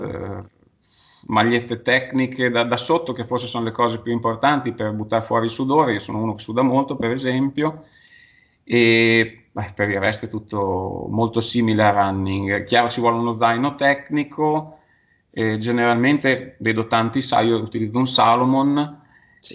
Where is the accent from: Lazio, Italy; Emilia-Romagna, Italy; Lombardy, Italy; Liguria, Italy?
Emilia-Romagna, Italy; Sasso Marconi; qui sono di Bologna, di Sasso Marconi, qui in collina